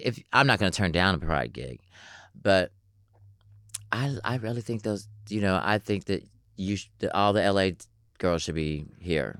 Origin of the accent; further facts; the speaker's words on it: Atlanta, Georgia, United States; I'm from Atlanta, Georgia